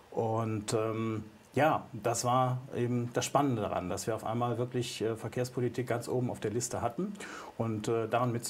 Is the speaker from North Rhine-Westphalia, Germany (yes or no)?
yes; North Rhine-Westphalia, Germany; Als Münsterländer gerne das Fahrrad.